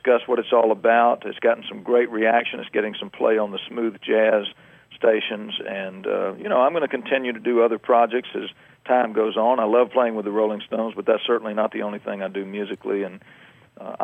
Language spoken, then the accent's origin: English; Alabama, United States; moved away; also born or lived in Georgia; I was born and raised in Alabama. I moved over to Georgia in the late 60s, and I guess you could say I'm just a dyed-in-the-wool Southerner.